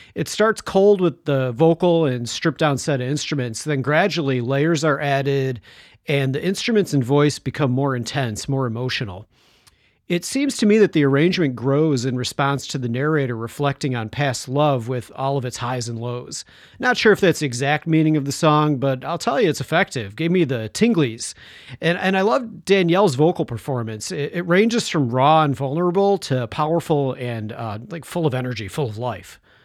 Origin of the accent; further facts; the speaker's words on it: Chicago, Illinois, United States; my hometown, Chicago